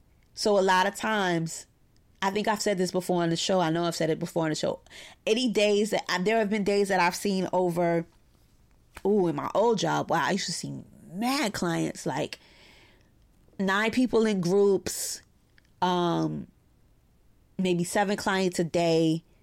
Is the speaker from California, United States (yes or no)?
no; Brooklyn, New York, United States; I'm a therapist in private practice here in my hometown of Brooklyn, New York.